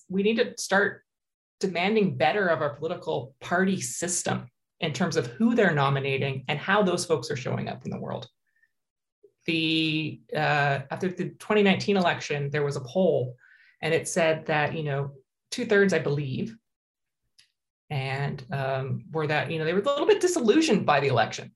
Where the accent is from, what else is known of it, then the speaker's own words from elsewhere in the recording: United States; now in Canada; I grew up in the States